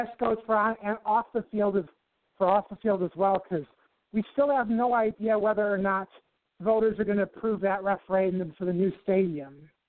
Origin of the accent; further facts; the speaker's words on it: Racine, Wisconsin, United States; That's the city right below my hometown of Racine.